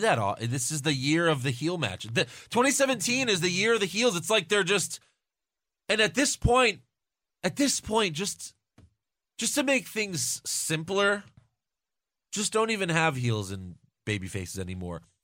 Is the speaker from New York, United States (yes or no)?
yes; New York, United States; I'm from New York